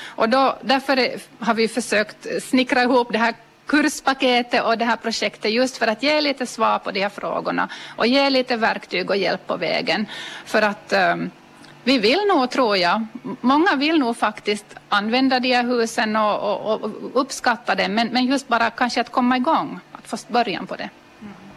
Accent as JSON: {"language": "Swedish", "region": "Ostrobothnia", "country": "Finland", "said": "vi som är österbottningar"}